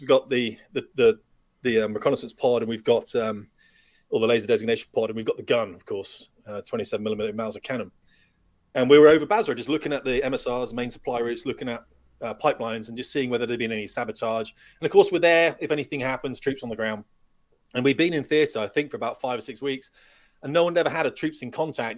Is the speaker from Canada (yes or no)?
no; United Kingdom; we're British